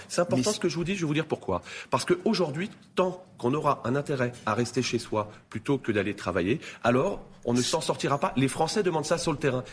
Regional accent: Spézet, Brittany, France; Je suis originaire de Bretagne, dans un petit village qui s'appelle Spézet, dans le Finistère Sud

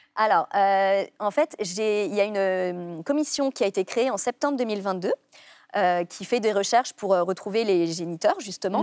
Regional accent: Brittany, France; j'ai grandi en Bretagne avec mes parents

